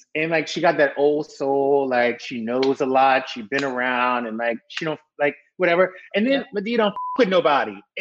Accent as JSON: {"language": "English", "region": "the South", "country": "United States", "said": "I'm from the South"}